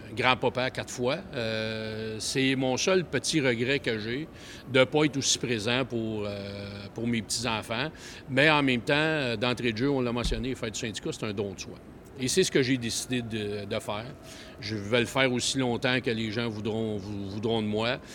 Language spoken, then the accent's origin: French; Montreal, Quebec, Canada; je suis un petit gars de Montréal.